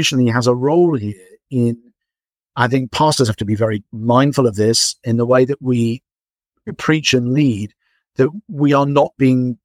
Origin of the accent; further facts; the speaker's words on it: England, United Kingdom; as an English person